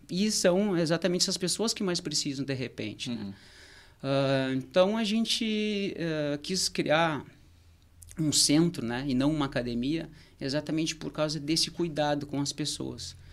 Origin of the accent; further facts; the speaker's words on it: Porto Alegre, Rio Grande do Sul, Brazil; moved away as an adult; now in Torres, Brazil; eu sou de Porto Alegre, tô aqui em Tous já há quatro anos